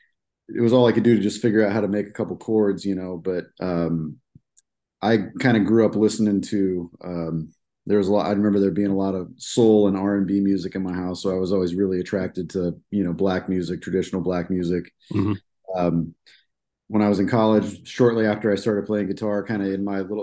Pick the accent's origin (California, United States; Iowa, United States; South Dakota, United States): Iowa, United States; Des Moines; I'm from Central Iowa here. I was born and raised in Des Moines.